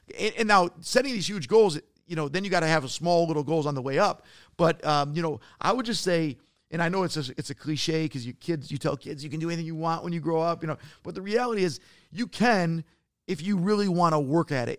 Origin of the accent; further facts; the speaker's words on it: Detroit, Michigan, United States; I'm from Detroit.